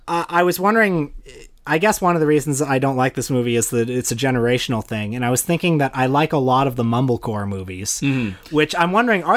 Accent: Toronto, Ontario, Canada; when I grew up in Etobicoke.

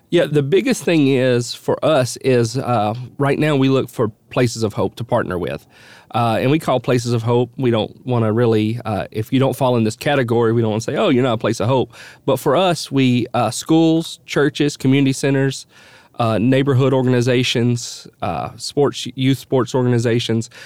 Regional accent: Nashville, Tennessee, United States; also born or lived in Dallas, Texas; we moved back from Dallas, Texas, uh, to my home to Nashville, where I grew up. I, I, lived here my whole life, other than those four years in Dallas

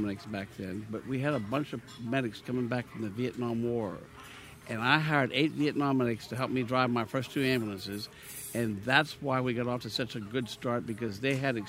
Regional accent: Pennsylvania, United States; moved away as an adult; now in Louisiana, United States; my hometown of Pennsylvania

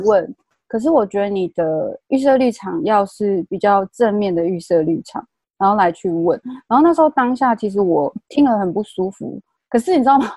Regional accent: Taiwan; 因为我是部落长大的

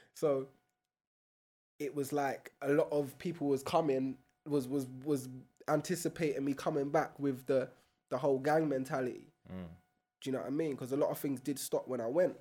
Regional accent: London, United Kingdom; growing up in broccoli

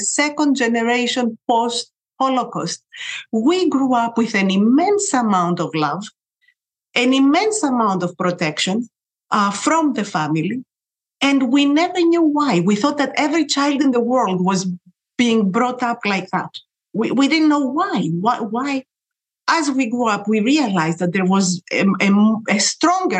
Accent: Athens, Attica, Greece; I was born in Athens, Greece. I grew up during the 60s

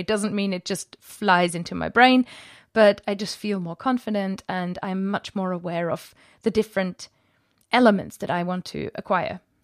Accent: Germany; first language German; English is a second language; moved away as an adult; now in England, United Kingdom; I grew up in Germany in the countryside

